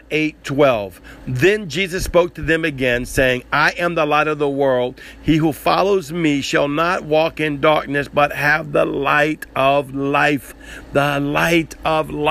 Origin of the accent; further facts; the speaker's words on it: the South, United States; You can tell I'm from the South